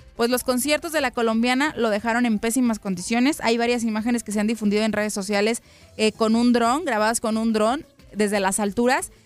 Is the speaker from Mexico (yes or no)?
yes; Guadalajara, Jalisco, Mexico; moved away; mi tierra natal, a Guadalajara